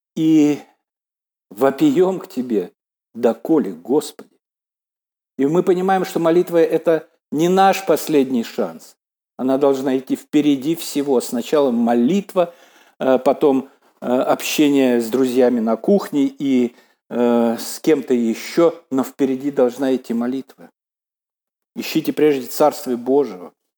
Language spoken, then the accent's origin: Russian; Belarus